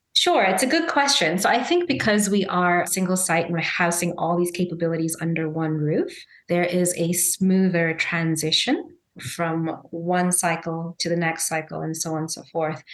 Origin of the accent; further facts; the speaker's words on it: Zambia; also born or lived in Chicago, United States / India (heritage); now in Philadelphia, United States; I'm Indian by heritage, Zambian by birth, and American by choice